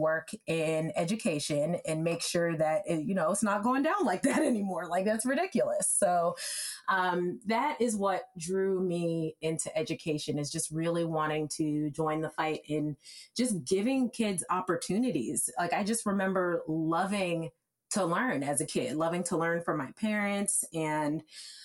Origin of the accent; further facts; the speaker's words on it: Evanston, Illinois, United States; being from where I'm from Evanston, Illinois, and it's a fantastic place